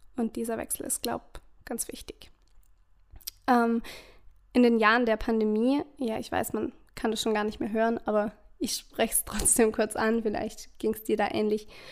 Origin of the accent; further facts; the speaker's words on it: Vorarlberg, Austria; Ich komme aus Österreich, aus Vorarlberg